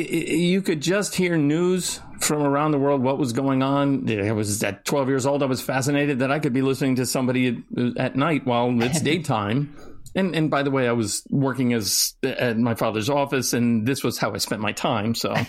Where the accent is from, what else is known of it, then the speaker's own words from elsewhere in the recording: Florida, United States; Alex and I have discussed some common heritage, shared background, both growing up in Florida and then ending up at school in Washington, D.C.